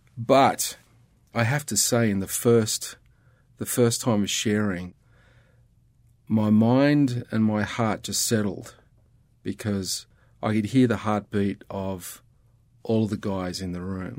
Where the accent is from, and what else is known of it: Australia